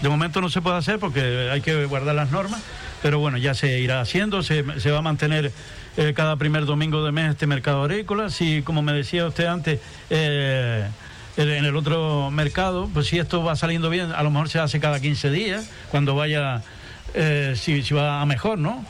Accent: Antigua, Canary Islands, Spain; Aquí estamos en Antigua, en mi pueblo, en mi casa

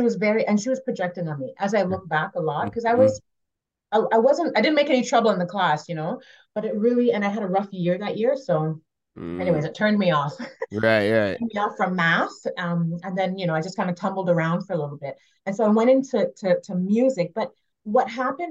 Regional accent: Montreal, Quebec, Canada; moved away; I was born and raised in Montreal to a musical family

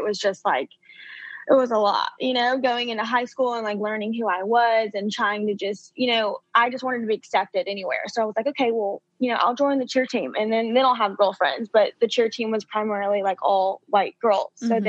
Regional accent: Alabama, United States; Just growing up like in the deep South, you know, I was born and raised in Alabama

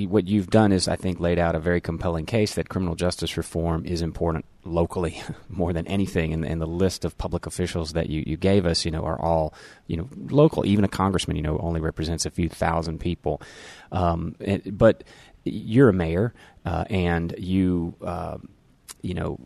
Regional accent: Memphis, Tennessee, United States; my hometown, Memphis

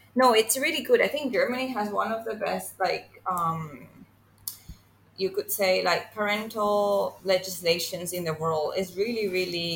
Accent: Venezuela; now in Singapore; I'm from Venezuela, but I'm currently living in Singapore

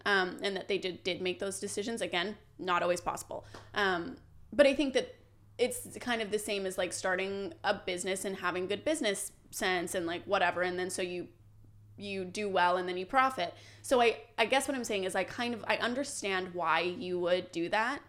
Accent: Canada

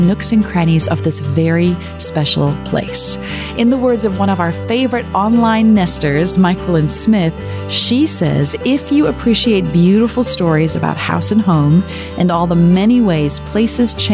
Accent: South Africa; Growing up in South Africa

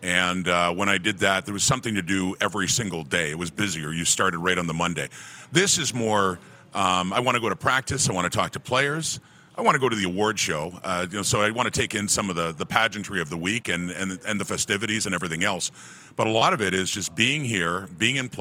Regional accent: Ottawa, Ontario, Canada; moved away; I was originally from Ottawa. I was an old Ottawa Rough Rider fan

